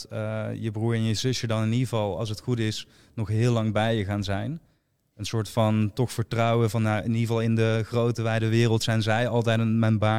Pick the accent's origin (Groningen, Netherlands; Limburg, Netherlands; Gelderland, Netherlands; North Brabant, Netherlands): Limburg, Netherlands; Weert; ik kom uit Weer, dus we hebben de allergrootste